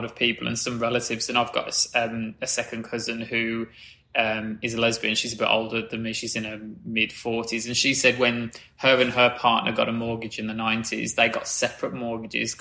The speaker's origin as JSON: {"language": "English", "region": "Midlands", "country": "United Kingdom", "said": "I'm from the Midlands"}